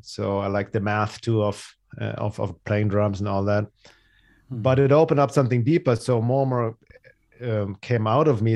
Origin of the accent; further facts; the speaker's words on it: Munich, Bavaria, Germany; English is a second language; moved away; also born or lived in Los Angeles, California; I'm originally from Germany. That's where I grew up in Munich, Germany.